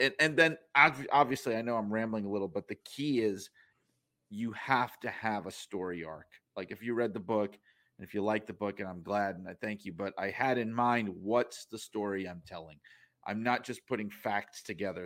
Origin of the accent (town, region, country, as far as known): New York City, New York, United States; moved away as an adult